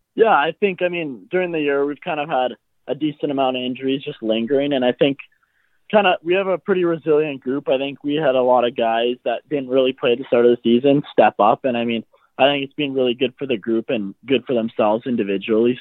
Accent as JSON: {"language": "English", "town": "Surrey", "region": "British Columbia", "country": "Canada", "tie": "born or raised there", "said": "I grew up in uh, around like South Surrey, BC, kind of White Rock area."}